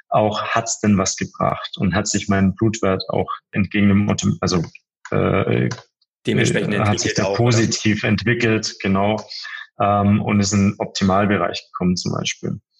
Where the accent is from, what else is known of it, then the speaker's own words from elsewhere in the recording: Bavaria, Germany; zwischen München und Passau, also wirklich so im tiefsten, äh, tiefsten Bayern